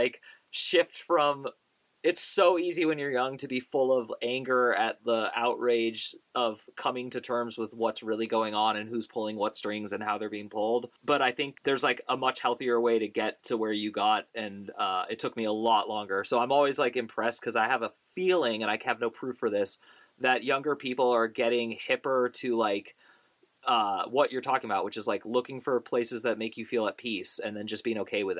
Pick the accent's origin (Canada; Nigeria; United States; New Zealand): United States; Bay Area, California; I grew up in the Bay Area